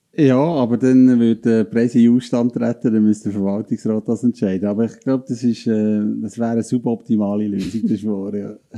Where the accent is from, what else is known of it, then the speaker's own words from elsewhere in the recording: Lucerne Hinterland, Switzerland; als Luzerner Hinterländer